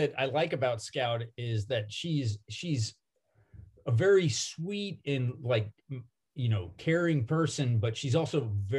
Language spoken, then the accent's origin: English; the South, United States; We grew up in the South